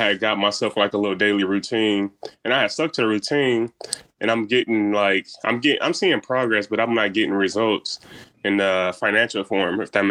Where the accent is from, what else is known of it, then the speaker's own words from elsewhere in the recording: Omaha, Nebraska, United States; I'm from Omaha too, South Omaha to be specific